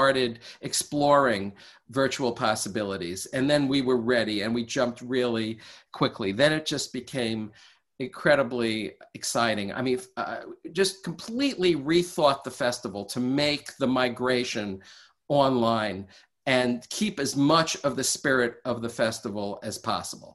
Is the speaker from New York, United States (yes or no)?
yes; New York City, New York, United States; moved away as an adult; now in West Coast, United States; I grew up in New York City, and I lived there, most of my life